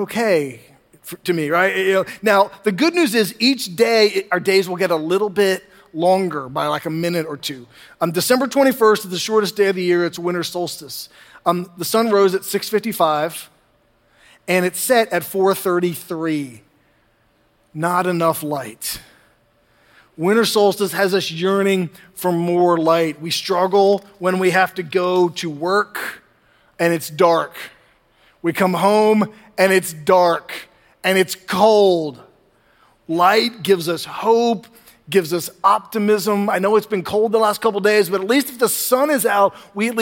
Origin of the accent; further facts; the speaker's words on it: the North, Northern United States, United States; now in Southern United States; When I was younger in the North